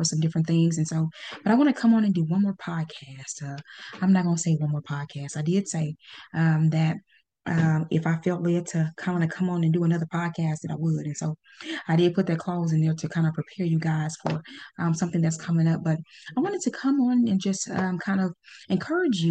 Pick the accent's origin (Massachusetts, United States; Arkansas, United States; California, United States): Arkansas, United States; Pine Bluff; born or raised there